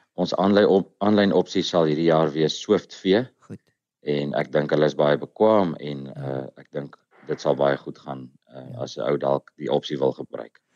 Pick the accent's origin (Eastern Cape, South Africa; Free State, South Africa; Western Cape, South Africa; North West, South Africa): North West, South Africa; Vryburg; ek is van van Vryburg omgewing.